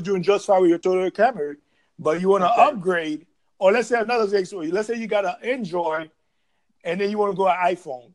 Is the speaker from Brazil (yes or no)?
no; Haiti; now in Jacksonville, United States; I'm from Haiti oh. originally